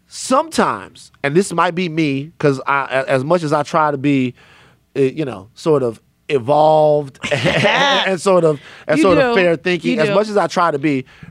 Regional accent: the South, United States; I'm from the South.

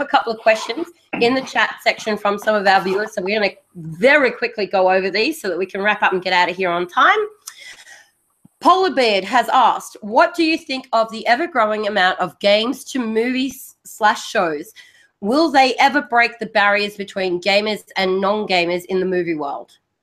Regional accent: Australia; accent: Australian; the Australian accent

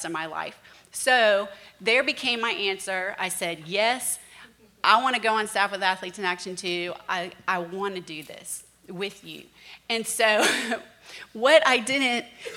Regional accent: Virginia Beach, Virginia, United States; I grew up in Virginia Beach, Virginia

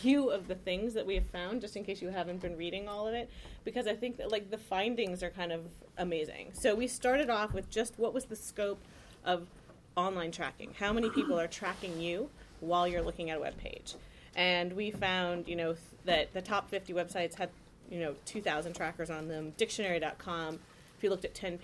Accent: Palo Alto, California, United States; moved away as an adult; also born or lived in Washington, D.C.; I grew up in Silicon Valley in Palo Alto.

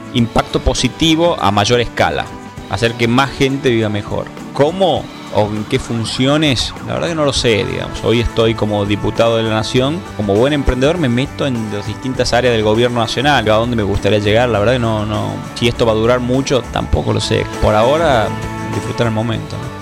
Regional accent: Tucumán, Argentina; moved away as an adult; also born or lived in United States; yo soy tucumano

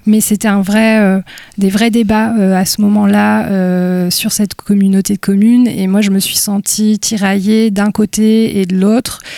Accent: Gomené, Brittany, France; je suis née à Gomené dans les Côtes d'Armor. Euh, j'ai grandi dans une ferme

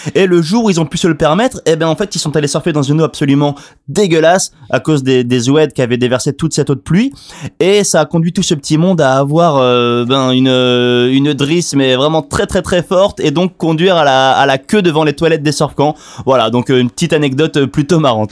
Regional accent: France; en tant que Français

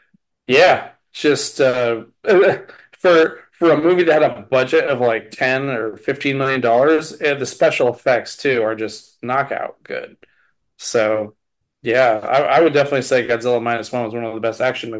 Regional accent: United States; I'm an American

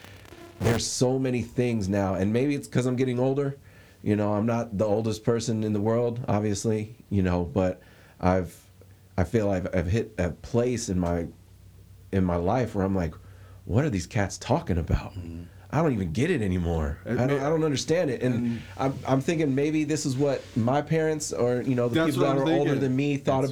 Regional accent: West Coast, United States; obviously I grew up here on the West Coast

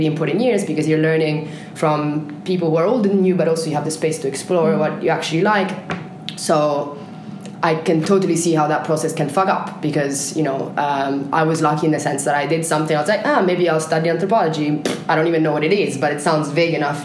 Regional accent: Italy; English is a second language; moved away as an adult; I was born in Italy and I lived in Italy until I was 17, and then I left

